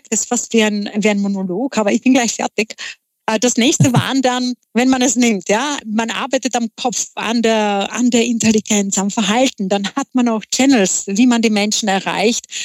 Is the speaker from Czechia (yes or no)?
yes; Czechia; German is a second language; moved away as an adult; now in Vienna, Austria; Ich bin eine gebürtige Tschechin, bin in Tschechien aufgewachsen, habe dort auch studiert und nachdem ich meinen Mann kennenlernte, äh, war Umzug nach Wien